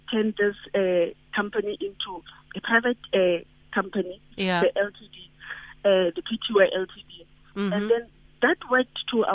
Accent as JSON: {"language": "English", "region": "Limpopo", "country": "South Africa", "said": "I'm from Limpopo, where we have a farm, a very big farm"}